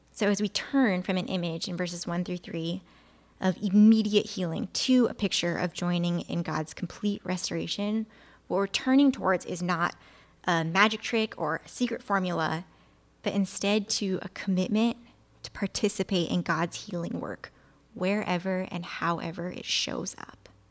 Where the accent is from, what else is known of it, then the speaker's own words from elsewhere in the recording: Illinois, United States; I grew up in Illinois, where as a kid, you learn about the Chicago fire